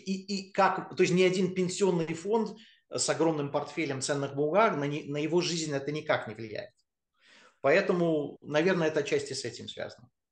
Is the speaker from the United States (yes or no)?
yes; United States; moved away as an adult; now in Russia; я родился в Штатах, я вырос в Штатах, а, приехал я в Россию только после универа